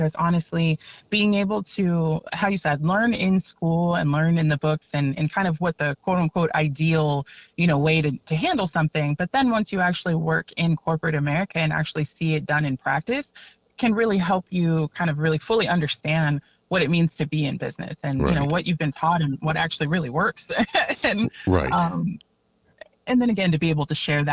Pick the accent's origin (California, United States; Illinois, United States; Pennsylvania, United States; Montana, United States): California, United States; San Diego; I am born and raised here in San Diego. I grew up in the East County, almost Southeast area